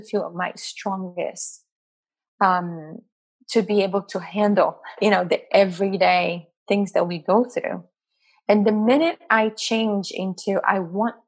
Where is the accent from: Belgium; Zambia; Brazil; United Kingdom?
Brazil; moved away; growing up in Brazil